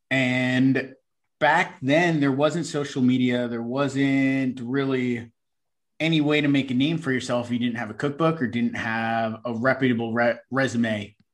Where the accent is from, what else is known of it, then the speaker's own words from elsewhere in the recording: New York, United States; I come from an Italian-American family. We grew up on the East Coast in New York.